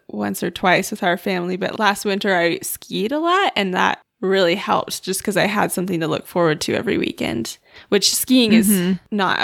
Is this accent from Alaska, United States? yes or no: yes; Alaska, United States; we're all from Alaska